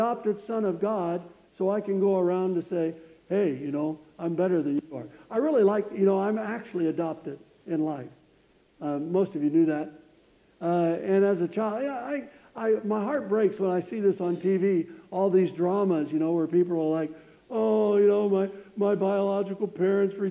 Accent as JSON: {"language": "English", "country": "United States", "said": "I wish I was from Africa instead of the United States"}